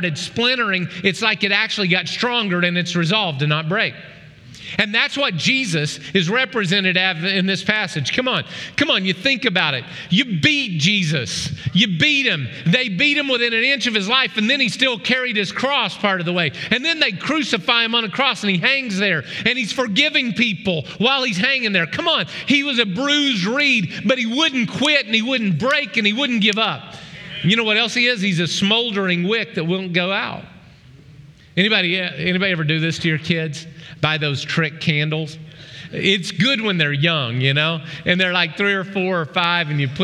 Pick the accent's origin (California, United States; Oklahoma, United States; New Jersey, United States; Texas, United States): Oklahoma, United States; moved away; back in Oklahoma, where I grew up in the Arkansas Delta, around the Arkansas River